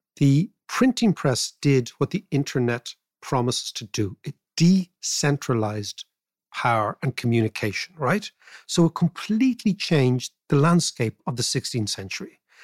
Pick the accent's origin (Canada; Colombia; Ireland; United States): Ireland; I am Irish